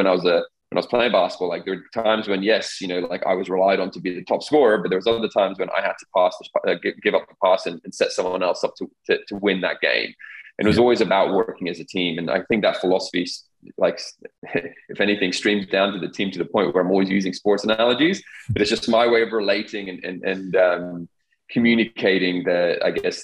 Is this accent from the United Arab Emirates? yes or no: yes; Dubai, United Arab Emirates; growing up in the Middle East, growing up in Dubai, where change was ever present